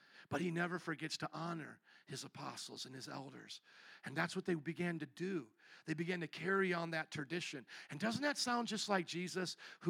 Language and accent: English; Midwest, United States; moved away; I was from the Midwest, and I never really, like you guys, grew up around a beach